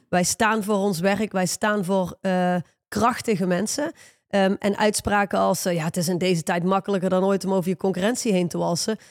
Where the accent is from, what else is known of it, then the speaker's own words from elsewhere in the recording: Netherlands; wij als Hollanders